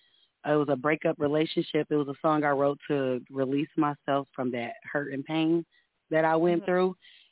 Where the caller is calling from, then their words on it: Flint, Michigan, United States; I'm calling from Flint, Michigan.